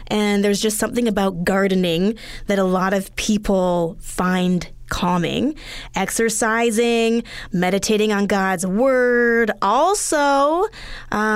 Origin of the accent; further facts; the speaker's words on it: Edmonton, Alberta, Canada; moved away; growing up in Edmonton, Alberta, we were further north